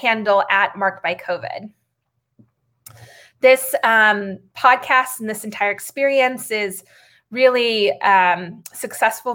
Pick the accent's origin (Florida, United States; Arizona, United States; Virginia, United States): Arizona, United States; now in San Francisco, United States; Arizona, the state where I grew up